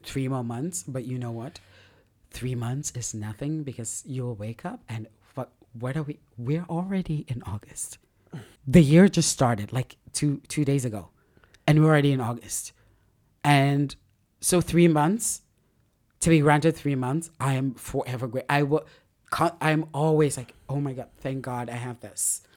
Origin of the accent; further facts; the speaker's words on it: Lagos, Nigeria; as a Nigerian in, in Lagos